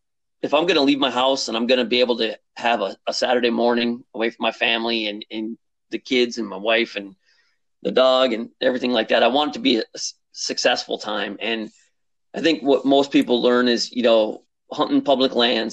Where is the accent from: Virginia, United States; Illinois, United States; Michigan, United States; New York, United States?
Michigan, United States; Upper Peninsula of; moved away as an adult; also born or lived in South Jersey; I grew up in the Upper Peninsula of Michigan